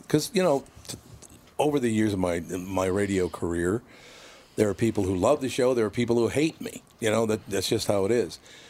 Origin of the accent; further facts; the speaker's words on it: Minneapolis, Minnesota, United States; No, I act like I'm from North Minneapolis, because that's how it was.